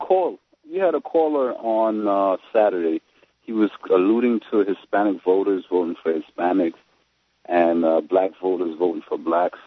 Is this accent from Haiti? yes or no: yes; Haiti; I'm from Haiti